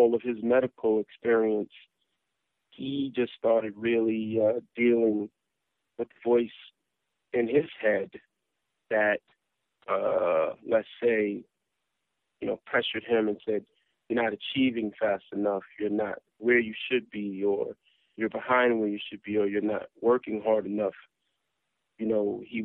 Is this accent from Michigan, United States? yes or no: no; New York City, New York, United States; growing up in South Jamaica, Queens.